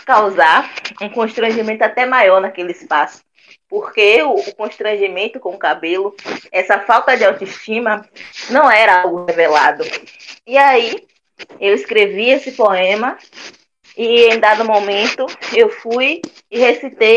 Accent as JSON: {"language": "Portuguese", "town": "Salvador", "region": "Bahia", "country": "Brazil", "tie": "born or raised there", "said": "Sou cria da Santa Cruz, Vale das Pedrinhas, Nordeste de Amaralina."}